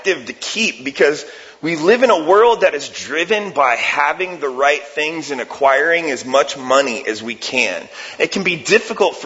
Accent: Ohio, United States; moved away; I'm from Ohio and I'm a huge Cleveland Cavs fan

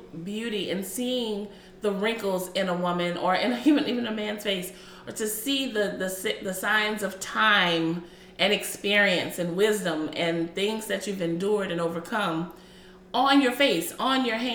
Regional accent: United States; I'm African American

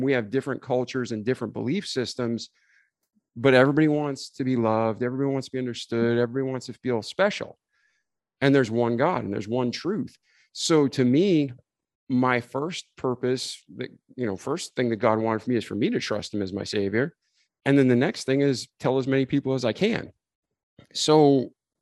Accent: New England, United States; I grew up in New England

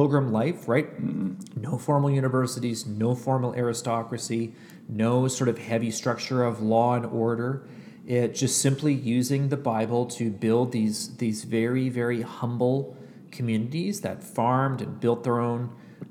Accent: Canada; also born or lived in United States; now in Ottawa, Canada; I am a Canadian who went to seminary in the United States

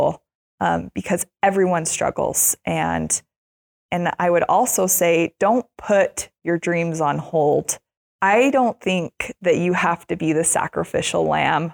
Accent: Utah, United States; I grew up in Utah

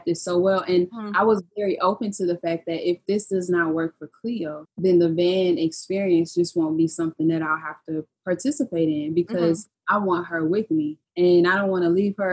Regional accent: Houston, Texas, United States; I was born and raised in Houston, Texas

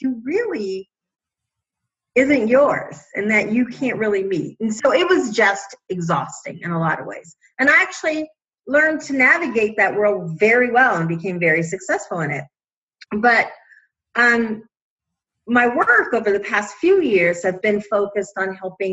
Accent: Chicago, Illinois, United States; I am from Chicago originally, a lower middle class family.

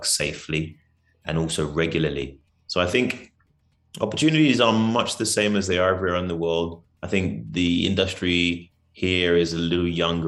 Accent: London, United Kingdom; moved away as an adult; also born or lived in Nigeria; now in South Africa; I'm native. So I was born in London. Nigerian descent

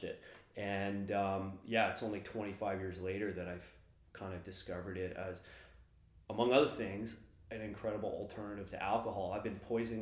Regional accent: Vancouver, British Columbia, Canada; I grew up in Vancouver, the home of BC Bud

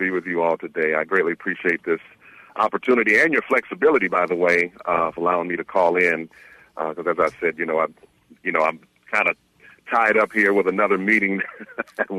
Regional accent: Michigan, United States; moved away; elected county official as well back in my home state of Michigan

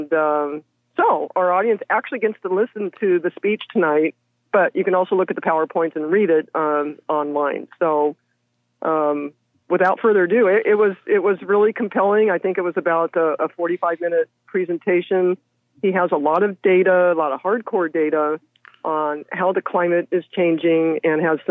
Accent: Tulare, California, United States; my hometown

